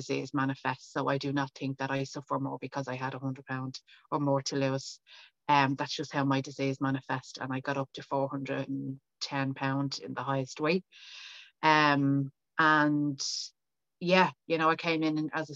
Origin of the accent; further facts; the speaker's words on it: Dublin, Leinster, Ireland; now in County Meath, Ireland; I am from Dublin and I currently live outside Dublin in County Meath